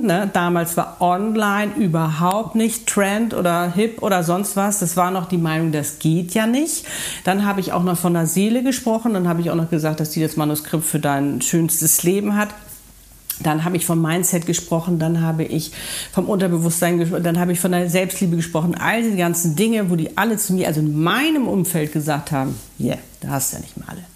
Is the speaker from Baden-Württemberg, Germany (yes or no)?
no; Hamburg, Germany; moved away; Hamburg ist meine Heimatstadt.